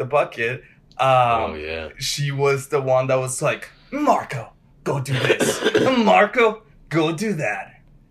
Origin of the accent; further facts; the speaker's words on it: Mexico; From Mexico